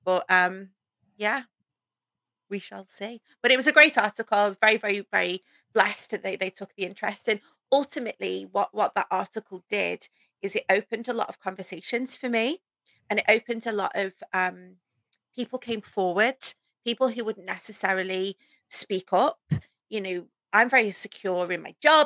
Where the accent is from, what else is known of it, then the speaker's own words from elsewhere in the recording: the Wirral, near Liverpool, North West England, United Kingdom; also born or lived in North Wales; I grew up um, just outside of Liverpool in a place called the Wirral, which kind of borders onto North Wales.